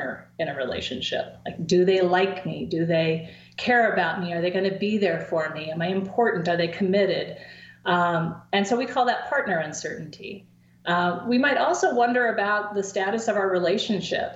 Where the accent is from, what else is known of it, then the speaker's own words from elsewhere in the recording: coast of Oregon, United States; now in State College, United States; in my hometown on the coast of Oregon